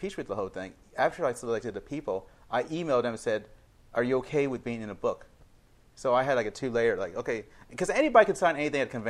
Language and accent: English; Houston, Texas, United States; From Houston. Actually, I was born and raised in Houston.